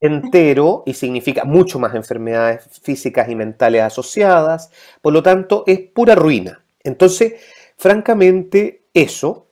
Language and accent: Spanish; Ñuñoa, Santiago Metropolitan Region, Chile; also born or lived in London / Madrid; soy producto de la educación pública, Escuela Pública de Ñuñoa, Instituto Nacional, Universidad de ah. Chile, Ñuñoíno